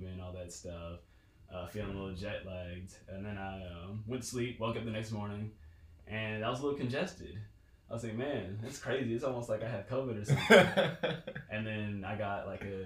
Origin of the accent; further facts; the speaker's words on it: Fort Worth, Texas, United States; accent: country; moved away; I'm from Fort Worth, Texas. So sometimes, you know, my country accent comes out a little bit